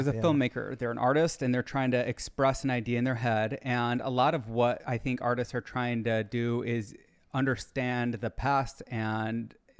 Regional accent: Michigan, United States

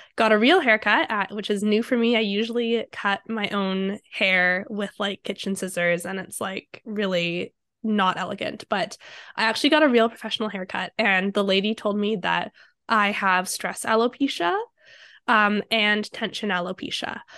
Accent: Vancouver, British Columbia, Canada; I grew up in Vancouver

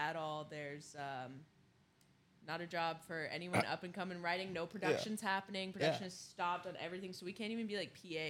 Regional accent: Nashville, Tennessee, United States; now in Los Angeles, United States; I'm from Nashville, Tennessee.

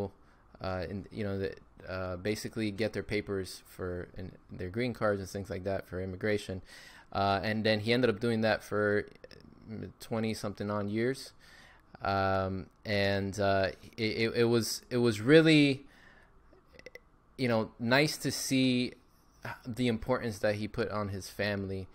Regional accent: Miami, Florida, United States; Born and raised in Miami, Florida

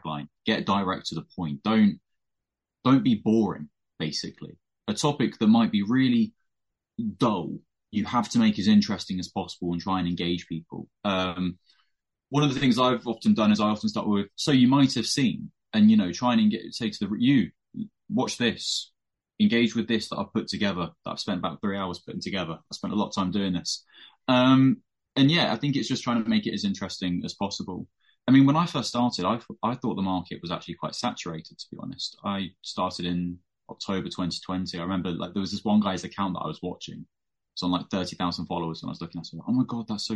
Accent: United Kingdom; being British

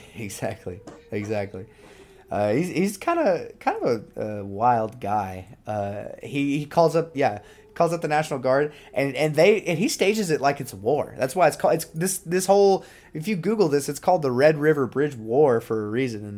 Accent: Oklahoma, United States; my fellow Okies

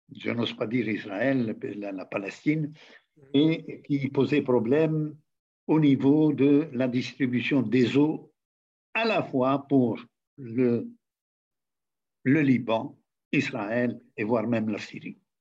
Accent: Tunisia

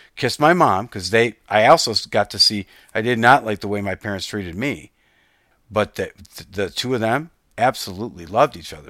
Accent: Detroit, Michigan, United States; I'd say, "Detroit."

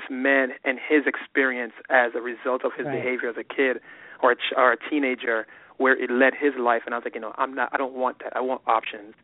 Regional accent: New York, United States; moved away as an adult; also born or lived in Boston; growing up in New York

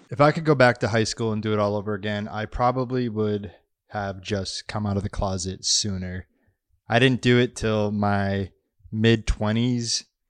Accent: Massachusetts, United States; moved away as an adult; now in Los Angeles, United States; my hometown area in Massachusetts

